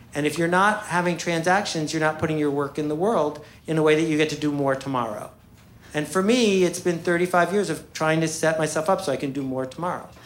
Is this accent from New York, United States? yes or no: yes; Buffalo, New York, United States; I grew up in Buffalo, New York, with two extraordinary parents